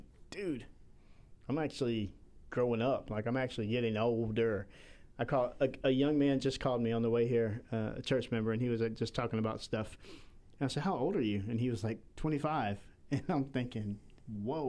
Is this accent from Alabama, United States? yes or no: yes; Southern Alabama, United States; moved away; I'm from Southern Alabama